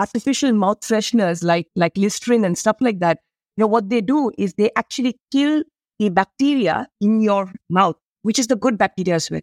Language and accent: English; India; I come from India. We have a land of spices